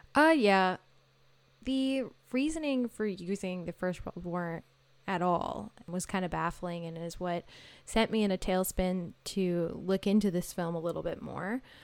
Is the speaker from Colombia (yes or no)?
no; Maple Ridge, British Columbia, Canada; also born or lived in Victoria, British Columbia; I'm from Maple Ridge, British Columbia, which is a little outside of Vancouver